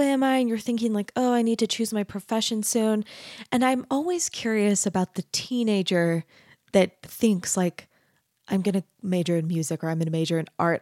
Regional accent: Arizona, United States; I grew up in Arizona, which is even more of a grid than Utah is

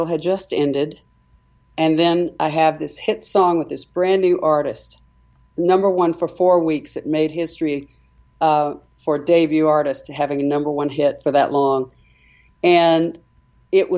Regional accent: United States; we're all from America

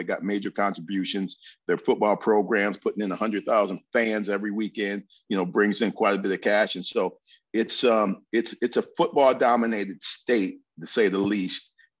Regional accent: Lansing, Michigan, United States; born or raised there

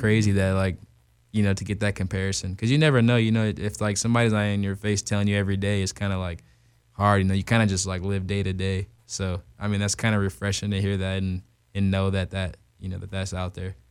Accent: Tucson, Arizona, United States; born or raised there; also born or lived in Glendale, Arizona / Macon, Georgia

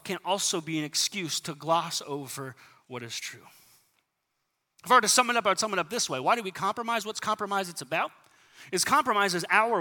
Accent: San Diego, California, United States; moved away; I grew up in San Diego

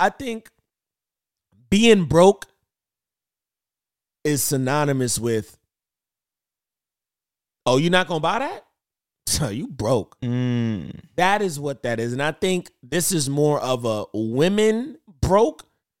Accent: Jamaica; I'm really Jamaican and I got like 89 jobs.

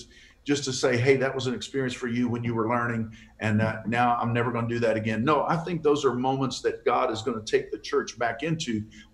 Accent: Fort Worth, Texas, United States; I was raised right here in Fort Worth

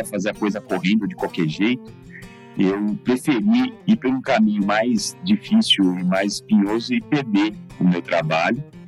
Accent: Suzano, São Paulo, Brazil; also born or lived in Mogi das Cruzes; Nasci em Mogi das Cruzes, mas só porque o hospital era em Mogi das Cruzes, mas fui criado em Suzano completamente

